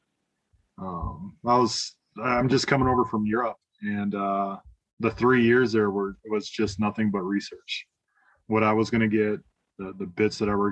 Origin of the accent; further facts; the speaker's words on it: South Dakota, United States; moved away as an adult; also born or lived in Georgia / Kansas; now in Colorado Springs, United States; I'm originally from South Dakota